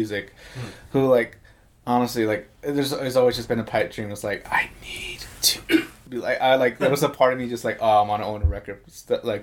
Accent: Atlanta, Georgia, United States; moved away; I'm from Atlanta.

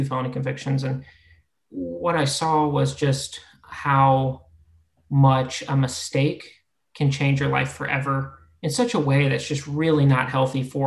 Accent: Florida, United States; moved away; also born or lived in Ohio; I grew up in Florida, moved to Ohio, went to school

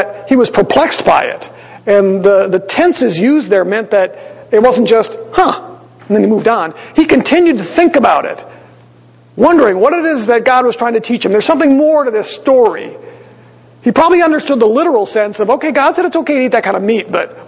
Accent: Green Bay, Wisconsin, United States; moved away; I grew up in Green Bay

